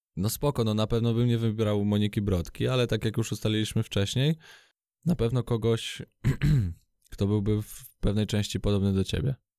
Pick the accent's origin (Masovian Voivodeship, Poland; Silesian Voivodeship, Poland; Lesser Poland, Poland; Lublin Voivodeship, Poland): Masovian Voivodeship, Poland; Radom; jestem z Radomia